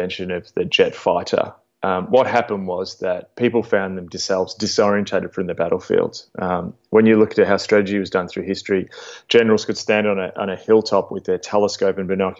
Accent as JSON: {"language": "English", "town": "Melbourne", "region": "Victoria", "country": "Australia", "said": "as an Australian evangelical"}